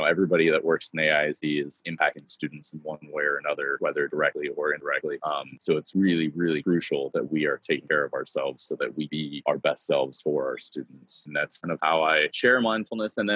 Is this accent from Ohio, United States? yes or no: yes; Cleveland, Ohio, United States; now in Texas, United States; I am not a native Texan. I've been here for 19, going on 19 years, uh, but I'm proud proudly from Cleveland, Ohio.